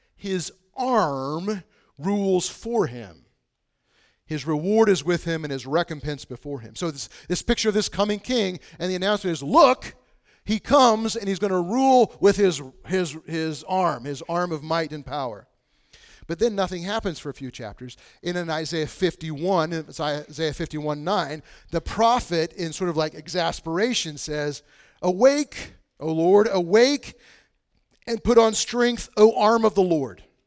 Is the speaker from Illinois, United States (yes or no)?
yes; Bushnell, Illinois, United States; I grew up in Bushnell, Illinois, which is super isolated in the middle of nowhere